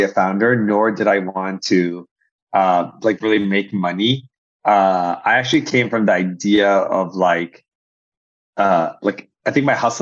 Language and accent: English; Egypt; now in United States; I grew up in Egypt